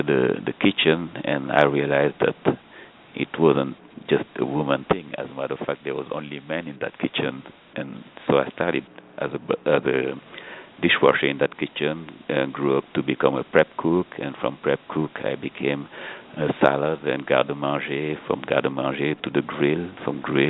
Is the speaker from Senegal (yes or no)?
yes; Dakar, Senegal; moved away as an adult; also born or lived in Ohio, United States / New York, United States; I was born in Dakar. Dakar is the capital city of Senegal.